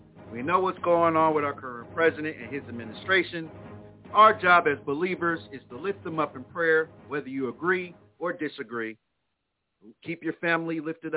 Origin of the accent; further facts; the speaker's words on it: Plainfield, New Jersey, United States; my hometown, Plainfield, New Jersey